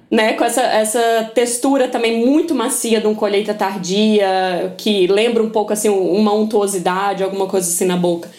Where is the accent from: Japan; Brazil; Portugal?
Brazil; Minas Gerais; Eu sou mineira